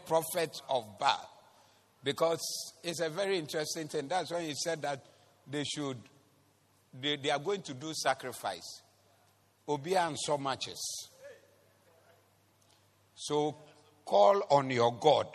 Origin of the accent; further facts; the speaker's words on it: Kumasi, Ashanti, Ghana; We are from Kumasi